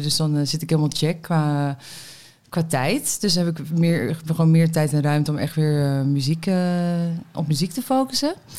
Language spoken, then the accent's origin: Dutch; Meppel, Drenthe, Netherlands; now in Amsterdam, Netherlands; ben in Meppel geboren